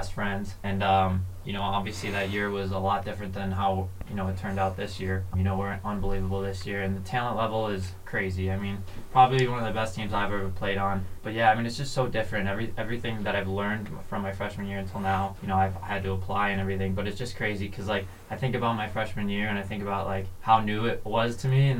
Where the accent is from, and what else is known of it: Geneseo, New York, United States; born or raised there; also born or lived in Miami, Florida